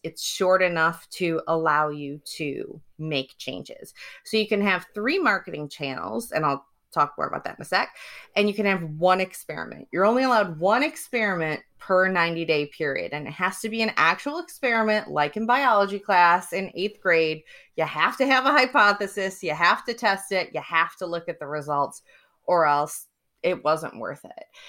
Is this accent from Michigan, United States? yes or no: yes; Detroit, Michigan, United States; also born or lived in Cambridge, United Kingdom; now in San Diego, United States; I'm originally from Detroit, Michigan.